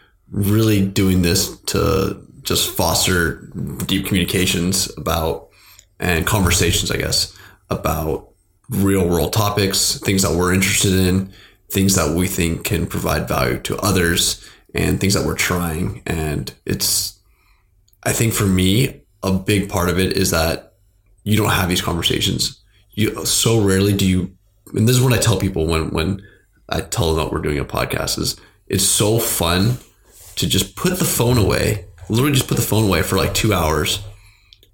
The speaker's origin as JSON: {"language": "English", "town": "Seattle", "region": "Washington", "country": "United States", "tie": "born or raised there", "said": "born and raised in Seattle"}